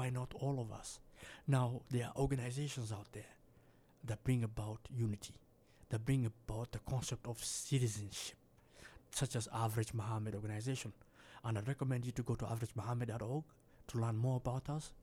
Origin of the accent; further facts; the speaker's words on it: Minnesota, United States; I'm from Minnesota.